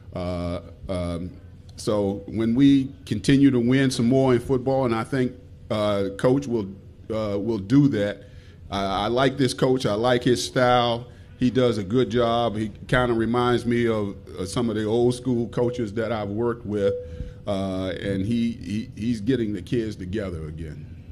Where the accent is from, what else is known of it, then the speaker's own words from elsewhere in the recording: Washington, District of Columbia, United States; moved away; I'm from Washington D.C.